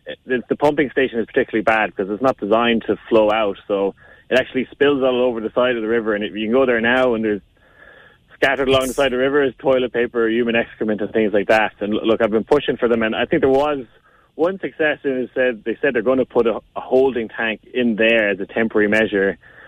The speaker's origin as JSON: {"language": "English", "town": "Lahinch", "region": "Munster", "country": "Ireland", "tie": "born or raised there", "said": "I'm from Lahinch, been living my whole life."}